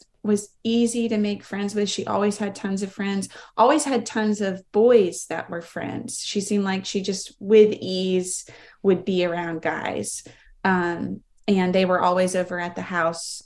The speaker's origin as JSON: {"language": "English", "town": "Greenville", "country": "United States", "tie": "born or raised there", "said": "I was born and raised in Greenville"}